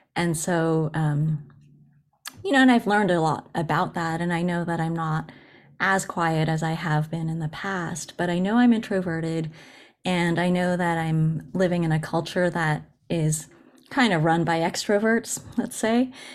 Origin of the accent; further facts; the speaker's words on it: United States; first language Japanese; English is a second language; also born or lived in Japan; And then I grew up in the U S and was educated in English